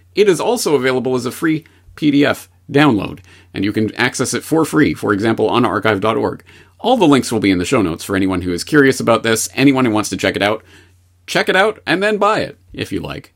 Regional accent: Canada; as a Canadian, I was brought up in the Canadian indoctrination system

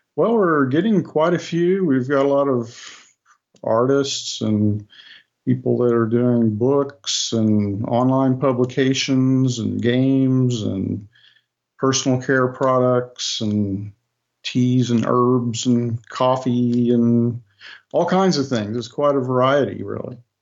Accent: United States; in the United States, we have a holiday called Thanksgiving

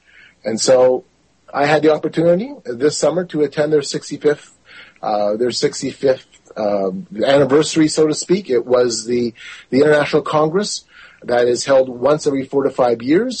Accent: Manitoba, Canada; I'm from Manitoba, and Winnipeg is my capital city

